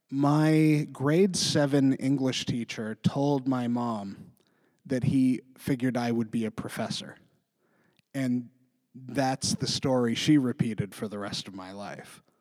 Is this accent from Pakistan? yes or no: no; interior British Columbia, Canada; moved away as an adult; also born or lived in Vancouver, Canada; now in Halifax, Canada; I grew up in BC.